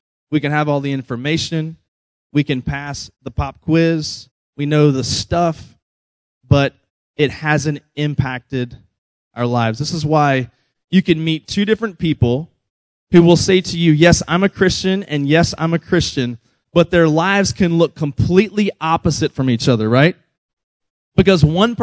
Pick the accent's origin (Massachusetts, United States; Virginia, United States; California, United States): Virginia, United States; moved away; we grew up in Virginia where it's actually cold sometimes